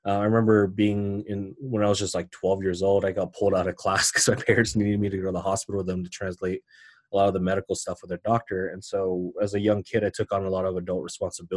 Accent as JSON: {"language": "English", "town": "Denver", "region": "Colorado", "country": "United States", "tie": "born or raised there", "said": "I was born and raised in Denver"}